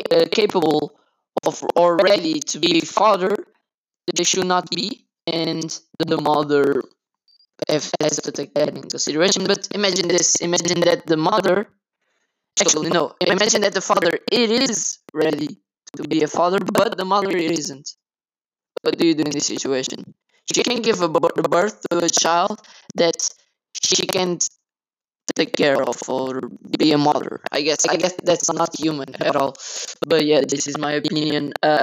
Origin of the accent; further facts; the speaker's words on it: Coimbra, Centro, Portugal; I'm from Coimbra, Portugal.